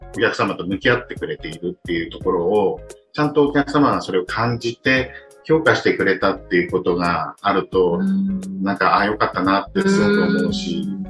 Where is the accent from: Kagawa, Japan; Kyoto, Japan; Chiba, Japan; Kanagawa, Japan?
Chiba, Japan; Yokoshibahikari; 私、この横芝光町で生まれて育ったんで。